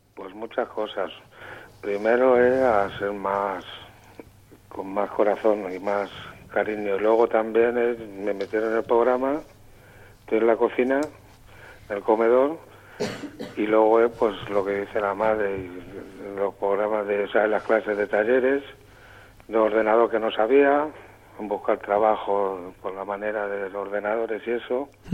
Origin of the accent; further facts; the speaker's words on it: Aranjuez, Community of Madrid, Spain; aquí en Aranjuez, que yo soy de Aranjuez